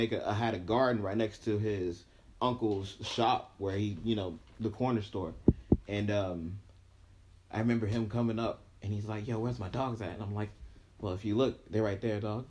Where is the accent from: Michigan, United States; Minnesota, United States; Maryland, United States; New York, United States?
New York, United States; Yonkers; moved away; I'm originally from Yonkers, New York